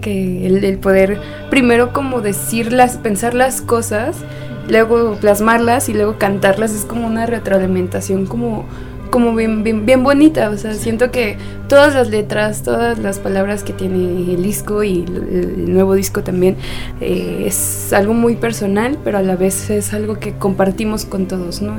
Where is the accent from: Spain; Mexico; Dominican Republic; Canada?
Mexico; Guadalajara, Jalisco; moved away; en Guadalajara, en mi tierra querida, Tapatía tierra de las tortas ahogadas